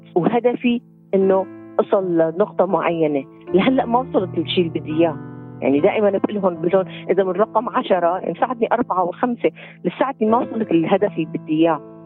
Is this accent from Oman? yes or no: no; Syria; moved away as an adult; also born or lived in Lebanon / Bali, Indonesia